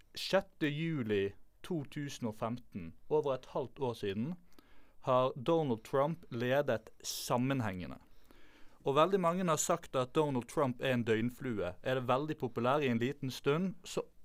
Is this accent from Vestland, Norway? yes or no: yes; Bergen, Vestland, Norway; Jeg er født og oppvokst i Bergen